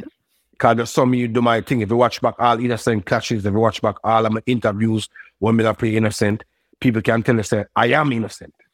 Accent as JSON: {"language": "English", "town": "Brooklyn", "region": "New York", "country": "United States", "tie": "born or raised there", "said": "I grew up in Brooklyn"}